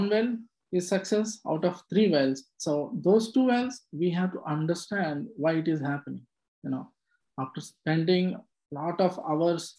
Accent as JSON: {"language": "English", "region": "Andhra Pradesh", "country": "India", "tie": "born or raised there", "also_born_or_lived": "Hyderabad", "moved": "as an adult", "lives_now": "Houston, United States", "said": "I was born and brought up in Andhra Pradesh in India"}